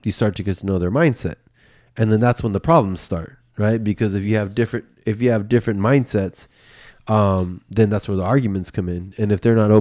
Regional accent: Bay Area, California, United States; the culture that I grew up in the Bay Area

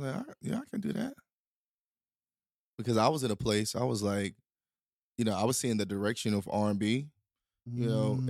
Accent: the South, United States; Country music wasn't an option though now because I grew up in the South

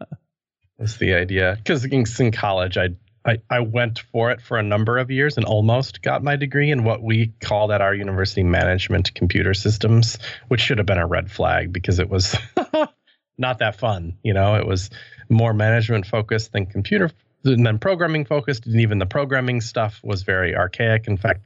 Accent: Wisconsin, United States; now in Milwaukee, United States; I grew up in outside of Madison, Wisconsin, and I'm actually, as I sit now, in Milwaukee, Wisconsin, not too far away, although I bounced around the world a little bit.

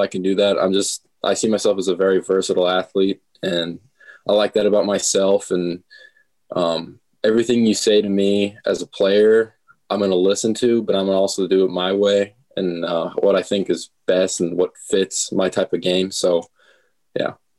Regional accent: Omaha, Nebraska, United States; also born or lived in Minnesota; Omaha, Nebraska. Born in, well, not born and raised. Was born and raised from Minnesota, and we moved down here and uh, went to school all my life in Omaha

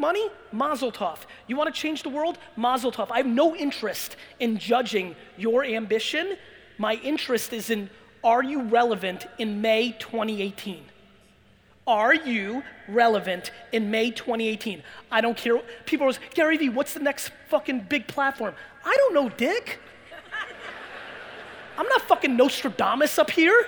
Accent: Belarus; moved away; also born or lived in Jersey; I was born in Belarus and former Soviet Union

